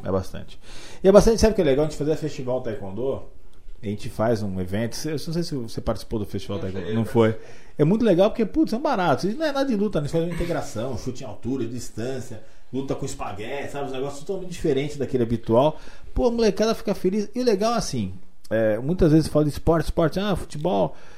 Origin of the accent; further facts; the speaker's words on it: Boituva, São Paulo, Brazil; moved away; also born or lived in Jundiaí; eu sempre tive vontade de voltar para Boituba, que eu considero a minha terra natal